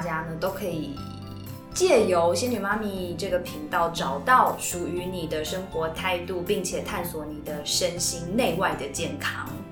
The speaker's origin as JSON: {"language": "Chinese", "country": "Taiwan", "tie": "born or raised there", "said": "我就这样出生，所以我就在台湾长大，受教育啊，成长"}